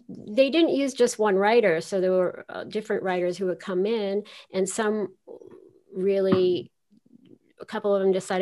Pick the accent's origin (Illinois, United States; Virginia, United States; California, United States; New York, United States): New York, United States; New York City; I grew up in Queens